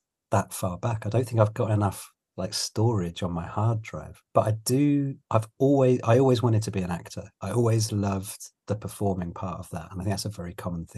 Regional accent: London, United Kingdom; moved away as an adult; also born or lived in Leeds; I was born in London and I'm a very proud Londoner

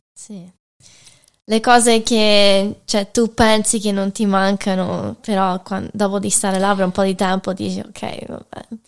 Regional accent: Michigan, United States; moved away as an adult; now in Rome, Italy; ero nata e cresciuta negli Stati Uniti

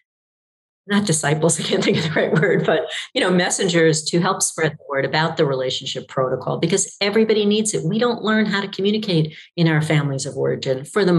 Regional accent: New York, United States; I grew up in New York

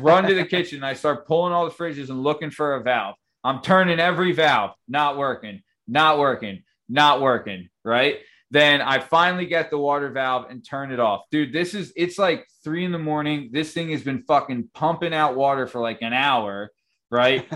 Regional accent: Lansdale, Pennsylvania, United States; also born or lived in Roxborough, Philadelphia; I grew up in Lansdale, Pennsylvania

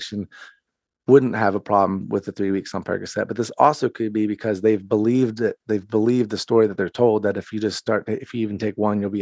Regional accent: North Carolina, United States; now in Fort Myers, United States; I'm from North Carolina originally

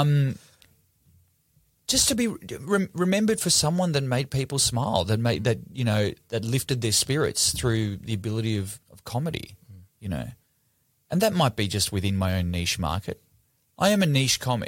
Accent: Melbourne, Victoria, Australia; I'm from Melbourne

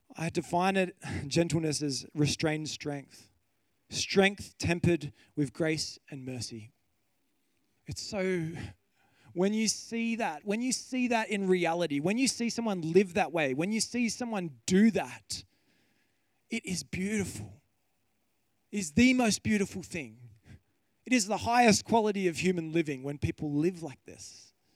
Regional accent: Kiama Downs, New South Wales, Australia; I grew up on the coast. I grew up in Kiama Downs

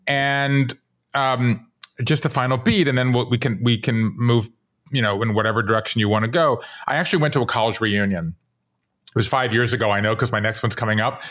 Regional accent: Savannah, Georgia, United States; moved away as an adult; also born or lived in Japan; now in Brooklyn, United States; I grew up in Savannah, Georgia

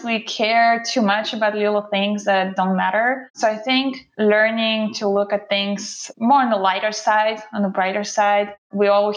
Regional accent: Russia; English is a second language; moved away as an adult; now in United States; I was born and raised in Russia by a single mom, and I moved here to the USA when I was 19 years old

